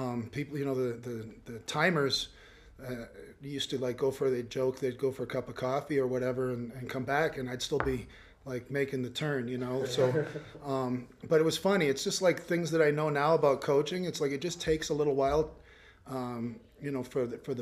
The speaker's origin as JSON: {"language": "English", "country": "Canada", "said": "you're Canadian"}